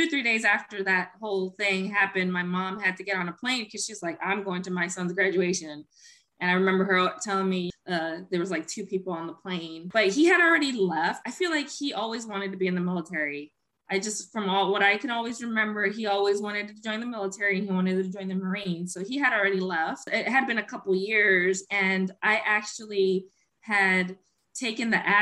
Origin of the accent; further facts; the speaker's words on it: Puerto Rico; first language Spanish; English is a second language; moved away as an adult; also born or lived in San Juan, Puerto Rico / Queens, New York City; now in Maryland, United States; Growing up in Puerto Rico, I lived there. I went to school there, graduated high school there.